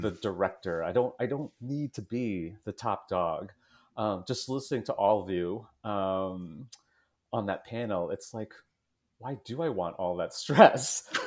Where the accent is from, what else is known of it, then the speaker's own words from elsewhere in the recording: New Jersey, United States; I grew up in New Jersey, about half an hour west of New York City.